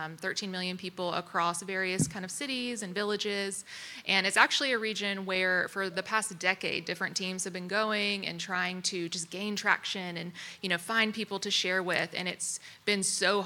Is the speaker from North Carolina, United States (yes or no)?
yes; Greensboro, North Carolina, United States; moved away; I'm from Greensboro, North Carolina